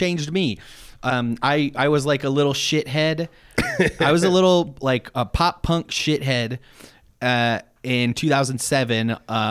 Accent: Detroit, Michigan, United States; We're three friends from Detroit.

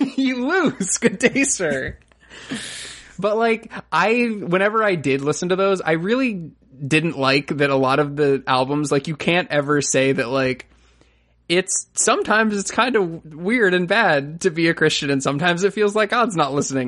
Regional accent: Florida, United States; I'm from Florida

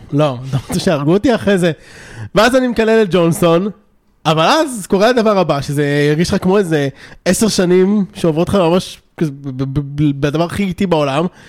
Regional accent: Israel; גם אני בעצמי ישראלי

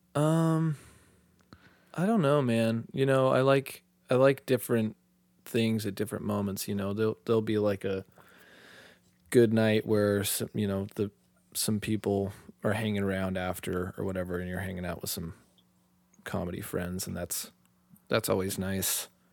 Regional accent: Tucson, Arizona, United States; also born or lived in Utah; I'm from Tucson

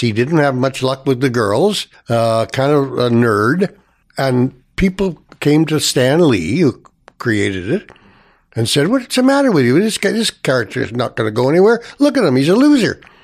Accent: Toronto, Ontario, Canada; I was born in Toronto here, and first residence was Saint Clement's Avenue, uh, west of Avenue Road, north of Eglinton. Uh, so I, my first school was, uh, was Saint Clement's

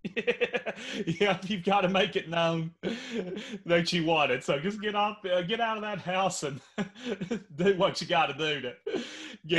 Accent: Henderson, Kentucky, United States; a teacher here in my hometown of Henderson, Kentucky

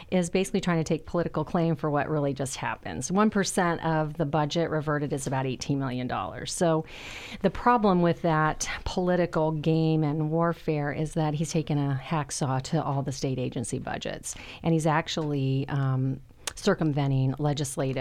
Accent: Ohio, United States; now in Boise, United States; my home state of Ohio

